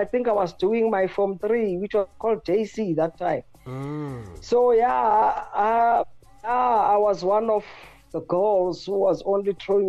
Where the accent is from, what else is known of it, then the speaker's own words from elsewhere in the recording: Soweto, Gauteng, South Africa; Yes, that's where I come from. You know, I was born and bred in Orlando East.